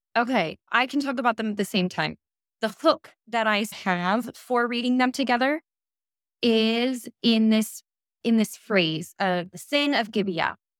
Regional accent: United States; moved away as an adult; also born or lived in Stellenbosch, South Africa; now in Copenhagen, Denmark; I am from the United States, but currently residing in Copenhagen, Denmark

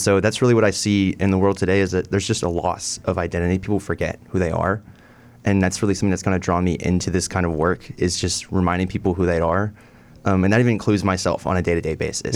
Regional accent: Irving, Texas, United States; also born or lived in Denton, Texas; now in Cleveland, United States; I'm originally from Irving, Texas.

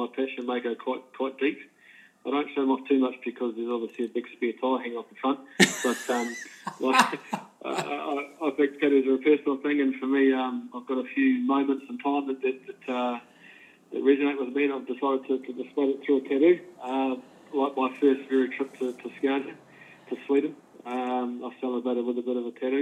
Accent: Hutt Valley, Wellington, New Zealand; moved away as an adult; also born or lived in Kapiti Coast, New Zealand; now in Paraparaumu Beach, New Zealand; Growing up in the Hunt Valley, I moved up to, I was there all my life actually, and moved up to the Kapiti Coast, Karapuram Beach

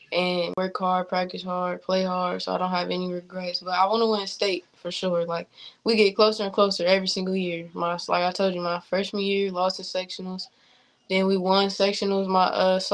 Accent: Fort Wayne, Indiana, United States; I'm in my hometown

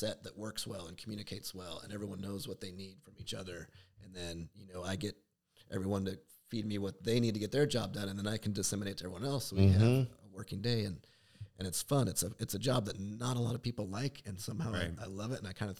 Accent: Condon, Oregon, United States; moved away; my hometown that I grew up in, but out in eastern Oregon

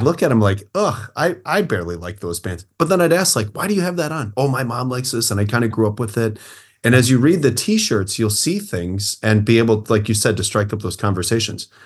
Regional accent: Port Washington, Midwest, United States; I live in my hometown

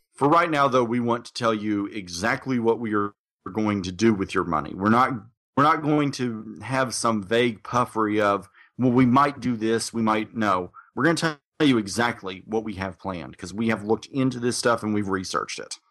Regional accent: Little Rock, Arkansas, United States; my hometown

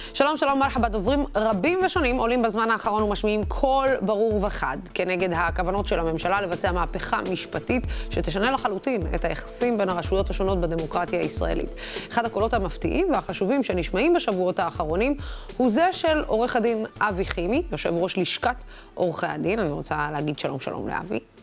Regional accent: Dimona, Southern District, Israel; moved away; אני הגעתי מדימונה

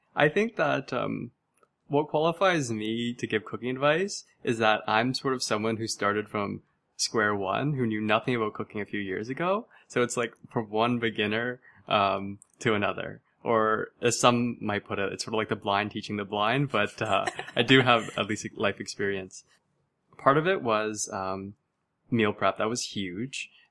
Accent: Mississauga, Ontario, Canada; I was born and raised in Mississauga, Ontario

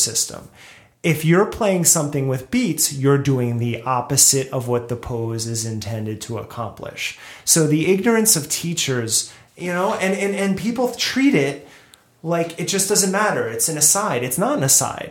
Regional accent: New Jersey, United States; moved away as an adult; also born or lived in Brooklyn, New York; now in Los Angeles, United States; I grew up in Jersey

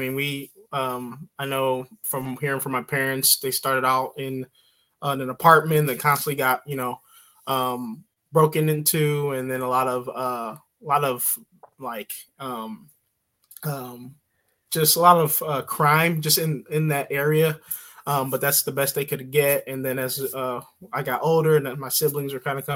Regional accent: St. Louis, Missouri, United States; moved away as an adult; also born or lived in St. Charles, Missouri; now in Troy, Illinois, United States; I grew up in St. Louis, Missouri, born and raised, mostly in North County, and then later on moved out to, the St. Charles, Missouri area.

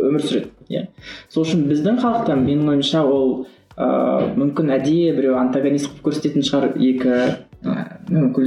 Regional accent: Kazakhstan

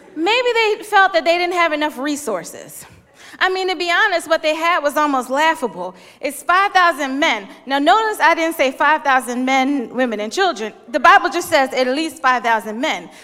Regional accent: Philadelphia, Pennsylvania, United States; I'm from Philly

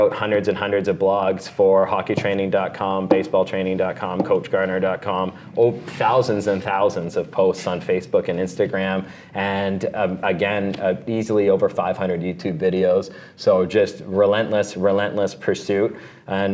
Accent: Canada; Being a Canadian

